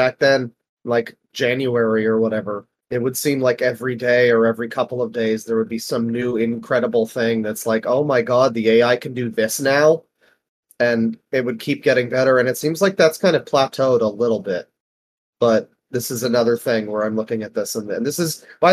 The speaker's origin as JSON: {"language": "English", "country": "Canada", "said": "I'm Canadian, so we didn't get the zombie apocalypse, but we live under Trudeau"}